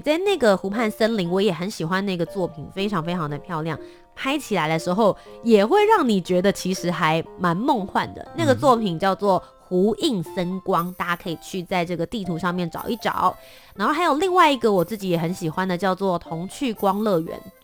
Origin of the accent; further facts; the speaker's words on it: Kaohsiung, Taiwan; 我的家乡，高雄